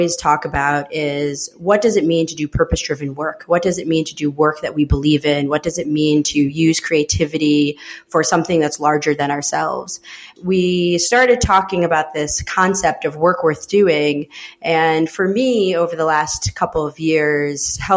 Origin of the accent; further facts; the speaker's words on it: Schenectady, New York, United States; also born or lived in El Salvador; I grew up upstate New York in a city called Schenectady outside of Albany.